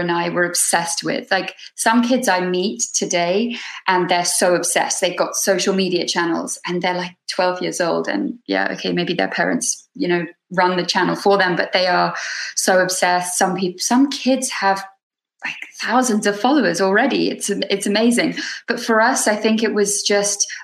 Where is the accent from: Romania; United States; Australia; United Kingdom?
United Kingdom; the Cotswolds, South West England; also born or lived in London; I was born in London, and then when I was 2 years old, we moved to a place called the Cotswolds, which is sort of in the countryside, but 2 hours away from London